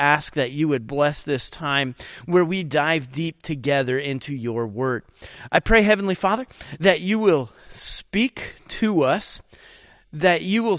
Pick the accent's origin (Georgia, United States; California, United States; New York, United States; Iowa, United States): New York, United States; Rochester; And where I grew up back in Rochester, New York, man, we had all kinds of snow and we always played in the snow.